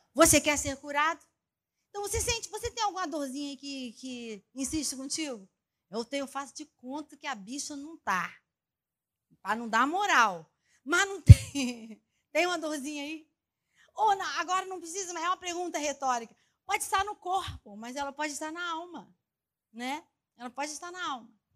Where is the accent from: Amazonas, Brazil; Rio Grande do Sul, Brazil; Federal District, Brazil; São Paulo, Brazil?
Federal District, Brazil; Taguatinga; Eu me lembro quando eu era criança ali, não em Barbacena, mas ali em Taguatinga, Distrito Federal